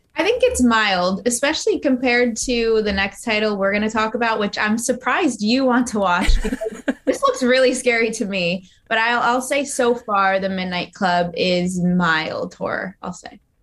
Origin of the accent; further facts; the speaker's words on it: New Jersey, United States; I am from New Jersey